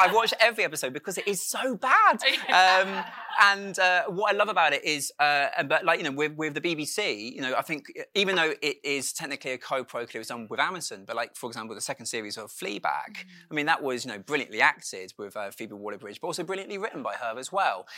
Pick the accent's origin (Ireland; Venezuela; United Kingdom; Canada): United Kingdom; Dorset, South West England; moved away; I grew up in Dorset